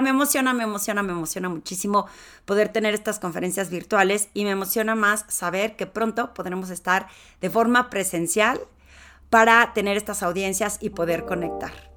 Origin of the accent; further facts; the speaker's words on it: Torreón, Coahuila, Mexico; accent: lagunera; moved away as an adult; also born or lived in Mexico City; yo soy de Torreón, podría ser como sentido común que me conozcan, pero pues me salí hace 27 años